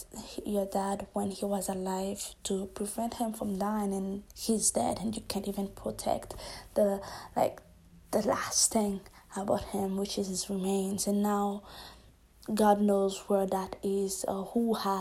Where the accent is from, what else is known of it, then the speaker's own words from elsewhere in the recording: Haiti; I'm from Haiti as well